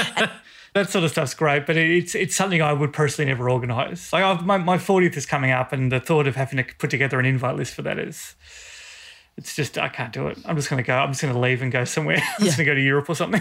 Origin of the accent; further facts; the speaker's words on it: Australia; I said, Australia.